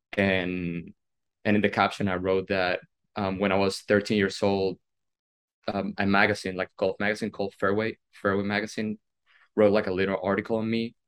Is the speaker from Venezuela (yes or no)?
yes; Venezuela; moved away as an adult; now in United States; today marks 11 years uh, since the day I moved from Venezuela to the United States